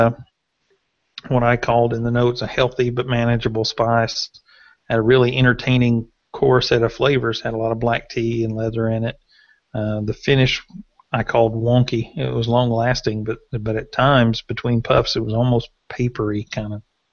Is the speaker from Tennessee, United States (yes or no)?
yes; Tennessee, United States; I got married in 94, but I'm from Tennessee